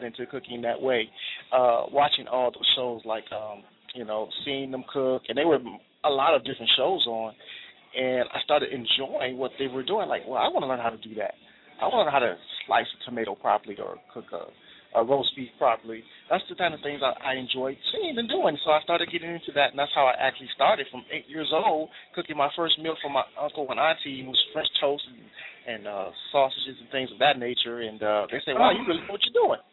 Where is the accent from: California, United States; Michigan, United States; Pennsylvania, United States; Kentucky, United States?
Michigan, United States; Detroit; I'm just happy to be from Detroit